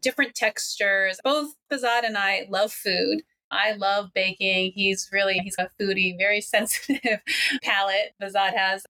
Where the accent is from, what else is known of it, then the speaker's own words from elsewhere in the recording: Washington, District of Columbia, United States; now in Los Angeles, United States; I'm originally from the DC area, but now living in Los Angeles.